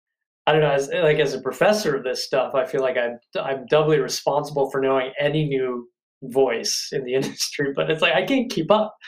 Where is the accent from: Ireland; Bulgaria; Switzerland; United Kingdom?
Ireland; I'm Irish, for example. You'd think I was going to make a lot of jokes about any sort of stereotype attached to the Irish